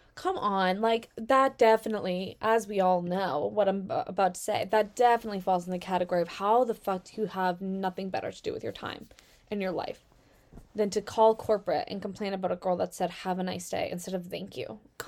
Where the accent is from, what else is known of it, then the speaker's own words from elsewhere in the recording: Virginia, United States; No, I'm from Virginia. You're from Russia.